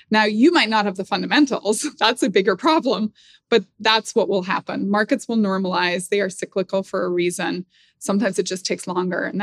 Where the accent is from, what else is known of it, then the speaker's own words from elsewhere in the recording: Northern Ireland, United Kingdom; Like I grew up in Northern Ireland.